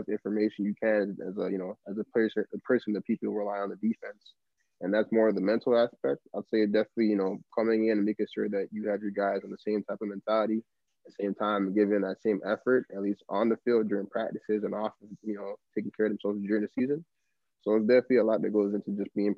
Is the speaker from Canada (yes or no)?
yes; Toronto, Ontario, Canada; I'm from Toronto